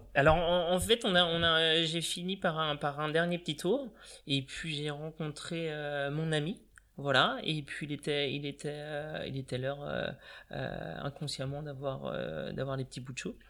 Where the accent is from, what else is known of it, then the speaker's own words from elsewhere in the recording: Vitré, Brittany, France; also born or lived in Laval; je suis natif de Vitré